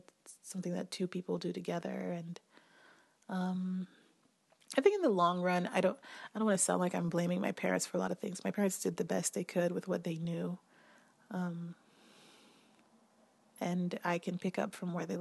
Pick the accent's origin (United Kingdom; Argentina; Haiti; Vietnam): Haiti; Port-au-Prince, Ouest; I grew up in Haiti, in Port-au-Prince